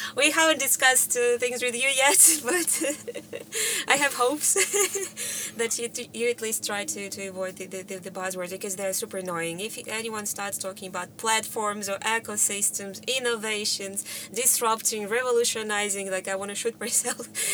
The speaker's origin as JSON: {"language": "English", "country": "Russia", "moved": "yes", "said": "originally from Russia"}